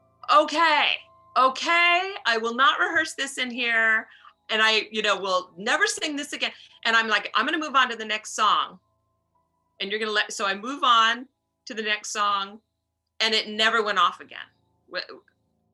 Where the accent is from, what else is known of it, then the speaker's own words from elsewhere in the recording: New York City, New York, United States; I'm from New York City